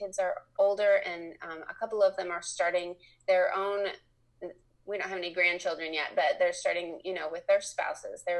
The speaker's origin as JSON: {"language": "English", "region": "Indiana", "country": "United States", "tie": "born or raised there", "moved": "as an adult", "lives_now": "Lexington, Kentucky, United States", "said": "I was raised in Indiana, but we've lived here since 1990"}